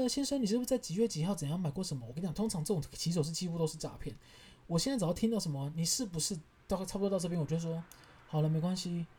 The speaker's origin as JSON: {"language": "Chinese", "region": "Kaohsiung", "country": "Taiwan", "said": "我就说，对啊，没错啊，我家是高雄人，我们家买买房子跟买地都付现。"}